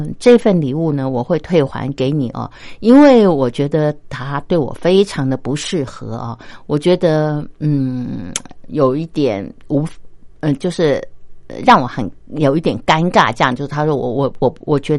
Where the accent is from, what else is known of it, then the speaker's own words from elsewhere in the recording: China; 如果是我以我中国人的这个观点来看，我就会觉得说：天哪，这是不是有点太过火啦？